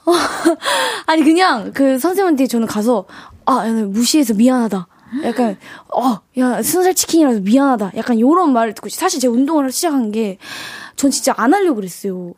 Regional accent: Yangpyeong, Gyeonggi Province, South Korea; moved away; 본가가 양평이어가지고

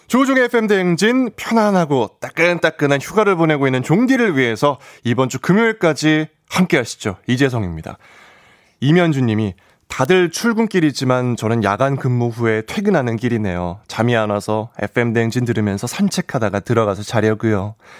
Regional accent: Bucheon, Gyeonggi Province, South Korea; 부천 출신이기 때문에

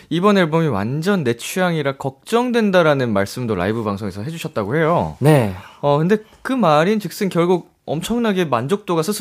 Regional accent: United States; now in South Korea; 저는 아예 국적도 미국인이고요.

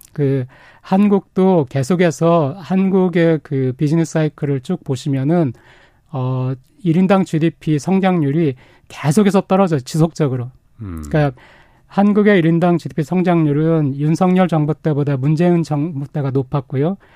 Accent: South Korea; moved away as an adult; now in Japan; 내가 한국 사람으로 일본에 있어 보니까

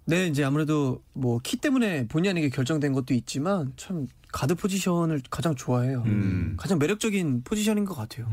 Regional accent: Suwon, Gyeonggi Province, South Korea; 제 고향이 수원인데

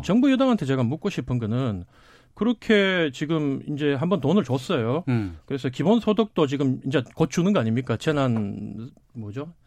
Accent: Daegu, South Korea; 사실 제 고향이 대구인데

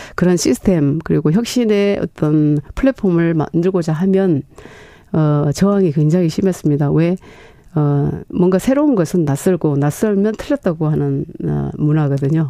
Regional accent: Honam, South Korea; 제가 이제 호남 출신이고 여성이고

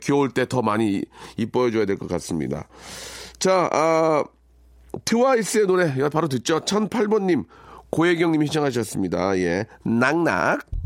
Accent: South Korea; 저는 한국에서 태어났고요. 한국 사람이고요

